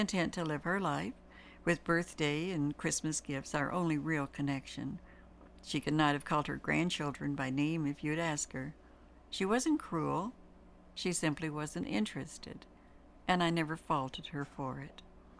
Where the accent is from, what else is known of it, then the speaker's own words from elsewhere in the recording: Daytona Beach, Florida, United States; born there; Although I was born in Daytona Beach, lo, those many years ago, and the majority of my family members had lived all over the state